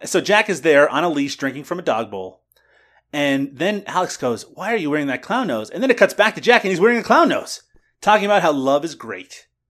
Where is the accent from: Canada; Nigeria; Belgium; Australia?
Canada; my home country